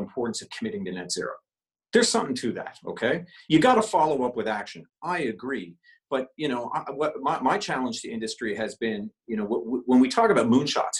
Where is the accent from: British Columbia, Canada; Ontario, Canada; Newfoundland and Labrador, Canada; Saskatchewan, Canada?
Newfoundland and Labrador, Canada; St. John's; I moved from St. John's at the age of 12 or 13 and moved to Labrador